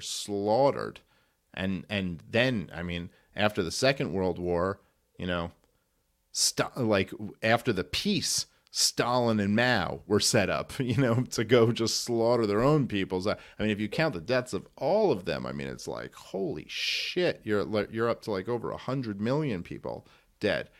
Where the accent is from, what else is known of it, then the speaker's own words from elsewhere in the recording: New York City, New York, United States; I grew up in Brooklyn